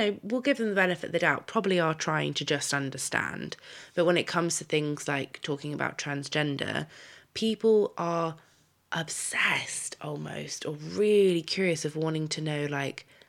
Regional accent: United Kingdom; moved away as an adult; now in United States; Living in America, being British

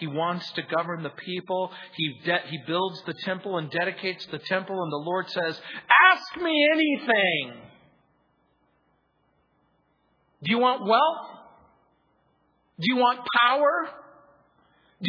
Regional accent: United States; I grew up in the Mojave Desert

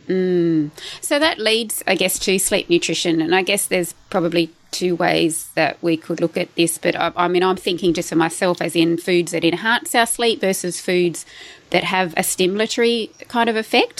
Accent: Tamworth, New South Wales, Australia; we actually grew up in the same area, like in Tamworth. I was born in Tamworth in New South Wales

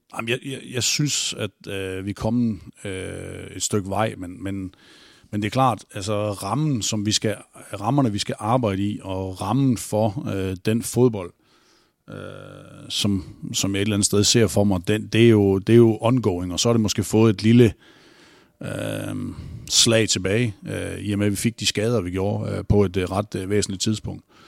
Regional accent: North Jutland, North Denmark Region, Denmark; Jeg er jo fra Nordjylland

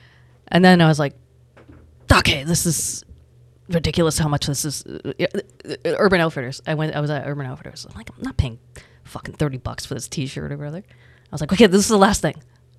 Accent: Toronto, Ontario, Canada; And I grew up in Etobicoke, the west end of Toronto. You know, in a predominantly white neighborhood, predominantly white schools.

